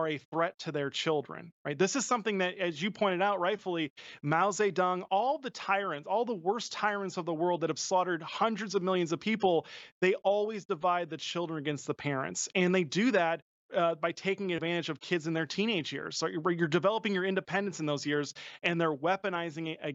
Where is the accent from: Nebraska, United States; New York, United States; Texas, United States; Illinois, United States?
Illinois, United States; my home state of Illinois